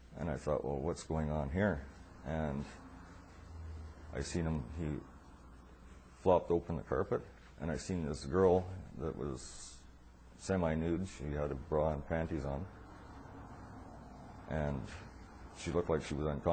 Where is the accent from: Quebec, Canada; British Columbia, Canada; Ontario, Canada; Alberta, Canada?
British Columbia, Canada; Quesnel; I was born in Quesnel, B.C., where I've lived all my life.